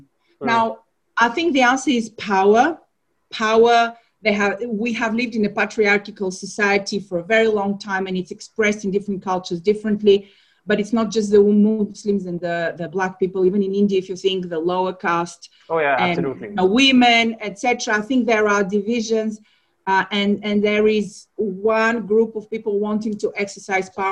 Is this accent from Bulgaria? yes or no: yes; Bulgaria; also born or lived in Ghana; now in London, United Kingdom; I'm from Bulgaria